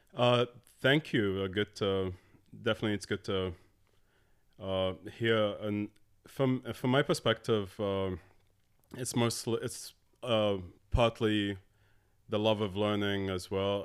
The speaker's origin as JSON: {"language": "English", "region": "Abu Dhabi", "country": "United Arab Emirates", "tie": "born or raised there", "also_born_or_lived": "Dallas, United States / Morocco", "moved": "as an adult", "said": "I was born and grew up in Abu Dhabi. Uh, my family's Moroccan"}